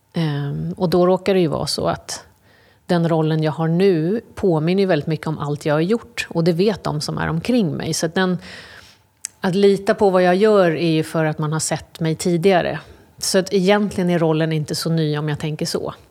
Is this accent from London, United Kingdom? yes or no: yes; London, United Kingdom; now in Sweden; jag är uppvuxen i England, i London.